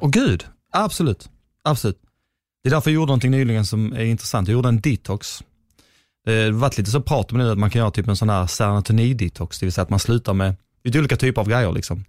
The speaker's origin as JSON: {"language": "Swedish", "region": "Skåne", "country": "Sweden", "also_born_or_lived": "Gothenburg", "accent": "Skåne", "said": "jag är i Skåning"}